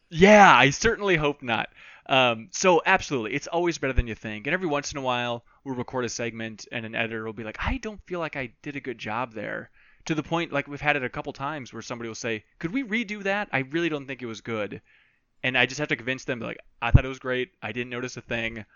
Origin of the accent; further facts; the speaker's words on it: Minnesota, United States; I grew up in Minnesota